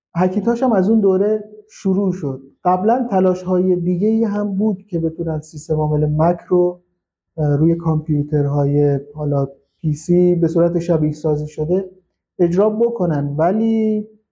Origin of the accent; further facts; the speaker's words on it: Shush, Khuzestan, Iran; من اهل خوزستانم شهرستان شوش